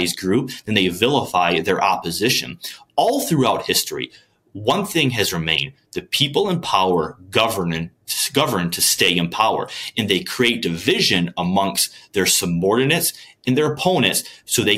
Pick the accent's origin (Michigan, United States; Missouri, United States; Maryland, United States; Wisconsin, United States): Michigan, United States; Port Huron or Sandusky; where are you from? I'll mention like Port Huron or Sandusky, Michigan.